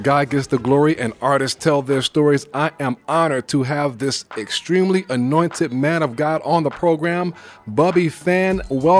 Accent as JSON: {"language": "English", "region": "New York", "country": "United States", "said": "You're my neighbor because I'm from New York."}